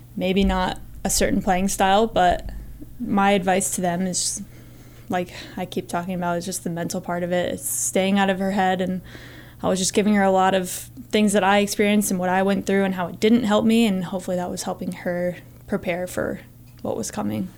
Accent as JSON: {"language": "English", "region": "Northern Virginia", "country": "United States", "tie": "born or raised there", "moved": "as an adult", "lives_now": "Montana, United States", "said": "I grew up in Northern Virginia, which is about two hours from J M U"}